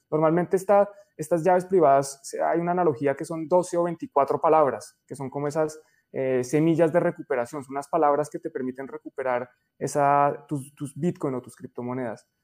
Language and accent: Spanish; Colombia; en Colombia decimos